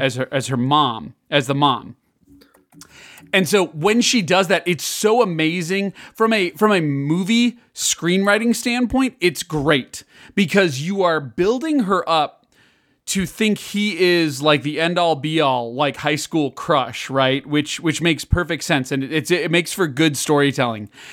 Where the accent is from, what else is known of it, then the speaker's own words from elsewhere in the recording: Illinois, United States; moved away; I grew up in Illinois, which is very different than, uh, Kansas